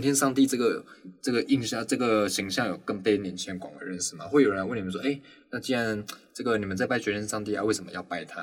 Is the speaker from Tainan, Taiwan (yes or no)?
yes; Tainan, Taiwan; 因为我我台南人啊